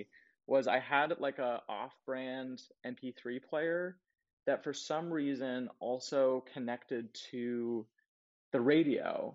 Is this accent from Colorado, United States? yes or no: yes; Colorado, United States; moved away as an adult; also born or lived in Jersey City; now in New York, United States; I grew up in Colorado